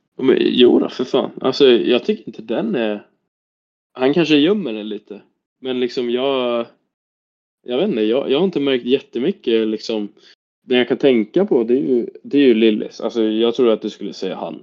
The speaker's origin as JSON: {"language": "Swedish", "town": "Stockholm", "region": "Stockholm County", "country": "Sweden", "moved": "yes", "lives_now": "Karlstad, Sweden", "said": "jag kommer från Stockholm"}